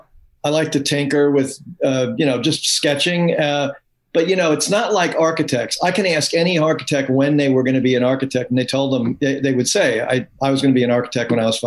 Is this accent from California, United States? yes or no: no; New York City, New York, United States; moved away as an adult; also born or lived in Huntington, New York; now in Asheville area, United States; grew up in Astoria, Queens. You know, that was where I was, and went to all of the local schools, went to LIC.